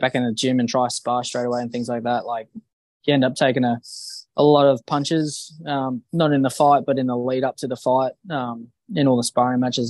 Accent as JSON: {"language": "English", "town": "Bunbury", "region": "Western Australia", "country": "Australia", "lives_now": "Perth, Australia", "said": "I'm from Perth, uh, originally from Bunbury."}